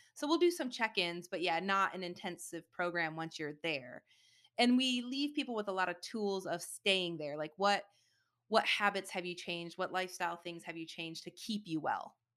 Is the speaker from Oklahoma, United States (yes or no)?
no; Michigan, United States; now in Austin, United States; I grew up in Michigan